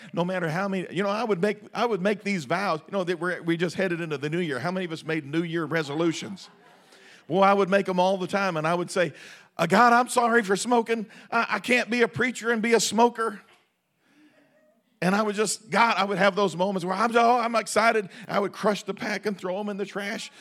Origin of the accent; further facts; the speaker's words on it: United States; We have our identity in being Americans